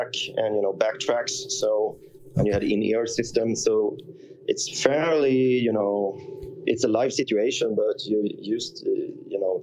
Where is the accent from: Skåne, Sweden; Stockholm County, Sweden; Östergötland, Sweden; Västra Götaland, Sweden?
Östergötland, Sweden; Linköping; moved away; I was a bass player and I was from Linköping